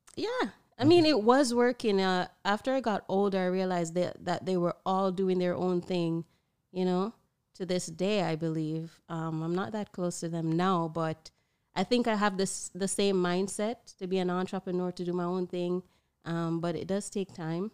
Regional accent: Broad Creek, Jamaica; back in my hometown, Broad Creek

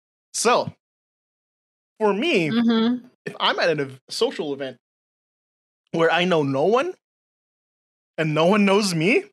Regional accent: United States; I say schedules because I'm American in my upbringing.

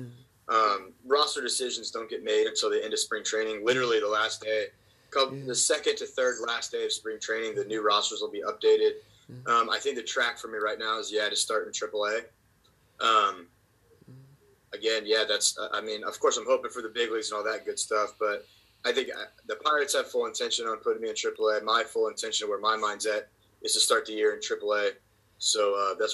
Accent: Kansas City, United States; moved away; I'm originally from Kansas City.

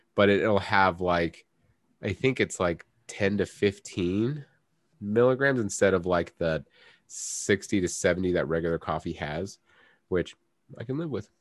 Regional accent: United States; I'm an American.

